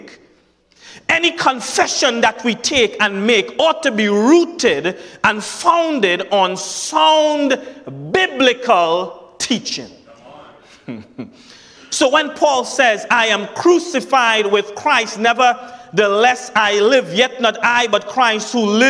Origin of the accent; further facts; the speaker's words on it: Trinidad & Tobago; accent: Trinidadian; That's my Trinidadian accent